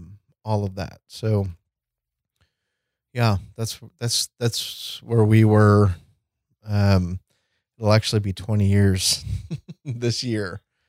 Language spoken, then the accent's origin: English; Edina, Minnesota, United States; And it's like, oh, we're from Edina.